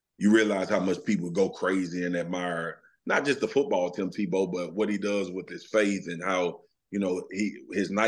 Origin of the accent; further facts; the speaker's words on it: Louisiana, United States; I'm from Louisiana